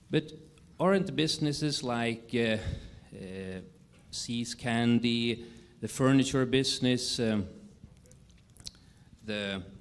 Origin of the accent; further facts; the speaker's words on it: Morris, New York, United States; I'm from Morris, New York.